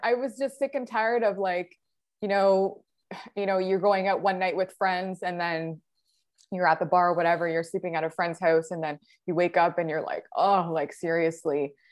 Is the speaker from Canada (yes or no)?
yes; near Niagara Falls, Ontario, Canada; I'm from Ontario, Canada, really close to Niagara Falls.